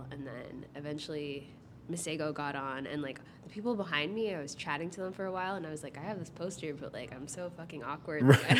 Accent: Toronto, Ontario, Canada; So I was born in Toronto, actually, like not too far from here.

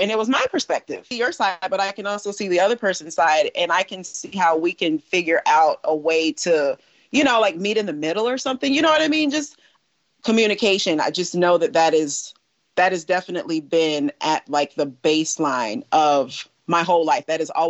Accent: Tifton, Georgia, United States; born there; Should I start with I was born in 1983 in Tifton, Georgia? That is where I entered this earthly realm. I didn't live in Tifton.

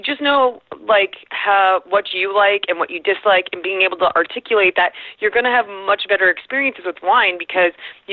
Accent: Southern California, United States; I grew up in Southern California in the 90s

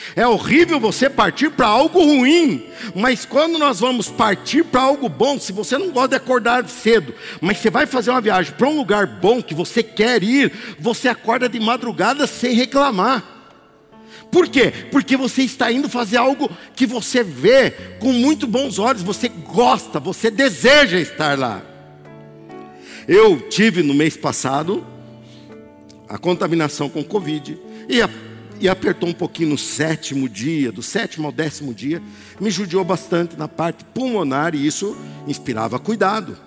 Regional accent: Barbacena, Minas Gerais, Brazil; quando eu era criança pequena lá em Barbacena

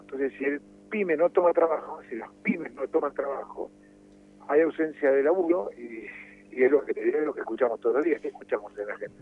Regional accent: Argentina; nosotros, como argentinos

